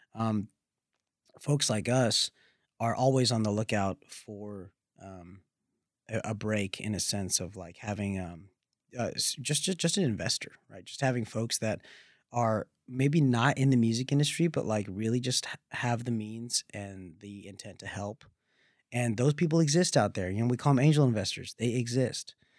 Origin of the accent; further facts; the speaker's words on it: the South, United States; growing up in the South